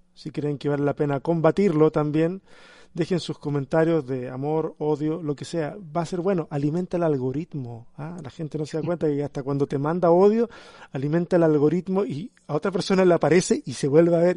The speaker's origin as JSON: {"language": "Spanish", "country": "Chile", "said": "como chileno"}